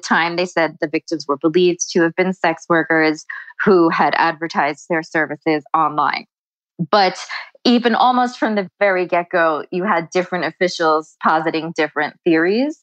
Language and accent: English; South Shore of Long Island, New York, United States; I actually grew up around here. I am from the South Shore of Long Island where all of this happened